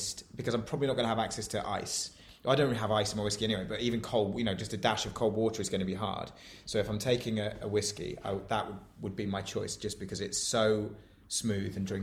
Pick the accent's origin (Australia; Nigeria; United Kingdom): United Kingdom; near Tadcaster, Yorkshire and the Humber; I grew up near Tadcaster in Yorkshire